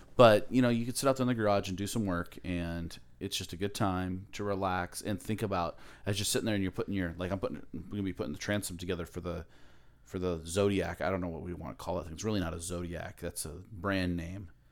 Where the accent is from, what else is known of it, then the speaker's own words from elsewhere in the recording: Aloha, Oregon, United States; moved away as an adult; also born or lived in Camas, Washington; now in Alaska, United States; I grew up in Aloha